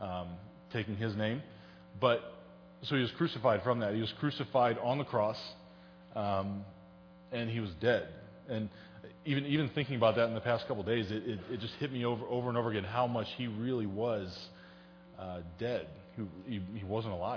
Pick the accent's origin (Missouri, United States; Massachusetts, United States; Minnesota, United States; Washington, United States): Missouri, United States; St. Charles; I grew up in St. Charles. I was born and raised here